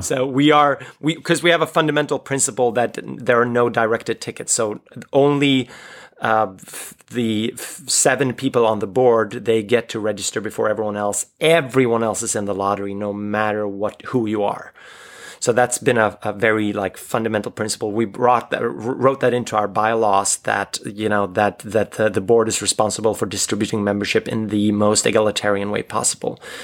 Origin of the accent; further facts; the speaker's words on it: Sweden; I grew up in the Swedish live role-playing community